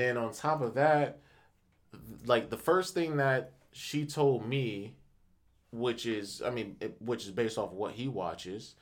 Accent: Akron, Ohio, United States; I'm from Akron

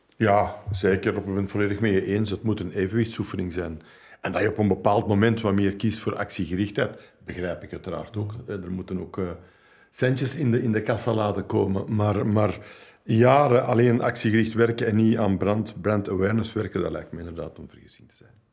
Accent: Flanders, Belgium

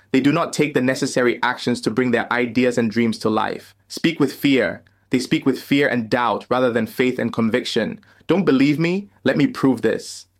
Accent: Ghana; moved away as an adult; now in United States; leave my home country of Ghana and start a new life in the land of opportunity, the United States

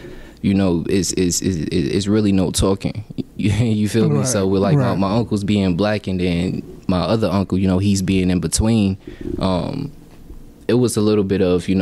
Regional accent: San Diego, California, United States; moved away; I was born in San Diego, California, December 3rd, 1996

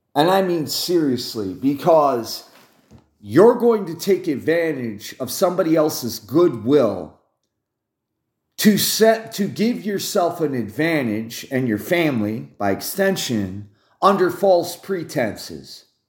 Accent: United States; as an American

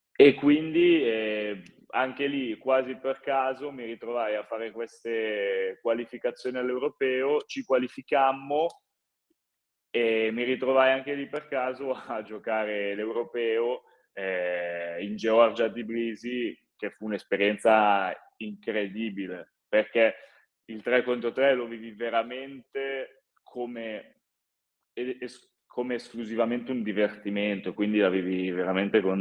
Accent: Varese, Lombardy, Italy; moved away; un ragazzo nato e cresciuto a Varese, giocare a Varese penso sia incredibile

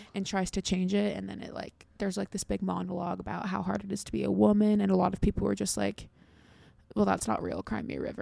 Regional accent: United States; I'm from America

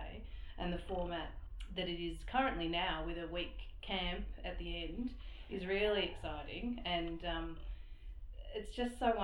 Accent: Barham, New South Wales, Australia; also born or lived in Ballarat; now in Swan Hill, Australia; I was from Barham originally, so that's not far from here

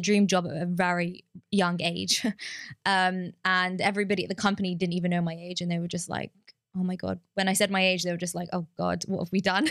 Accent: London, United Kingdom; moved away; growing up in London

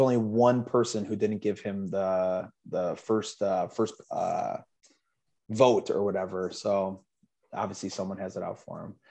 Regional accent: Chicago, Illinois, United States; I was uh, born and raised in Chicago, um, lived in the suburbs, you know, 40 minutes outside of Chicago most of my life

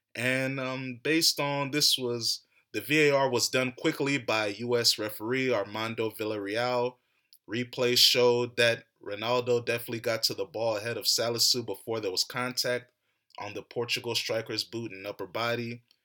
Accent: United States; I was born and raised in America.

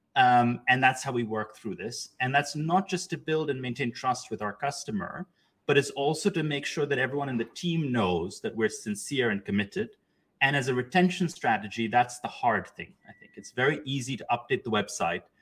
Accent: Pakistan; moved away; I grew up in Pakistan

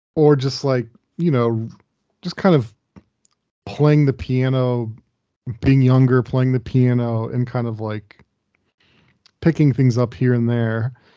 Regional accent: Dayton, Ohio, United States; where I grew up, Dayton, Ohio

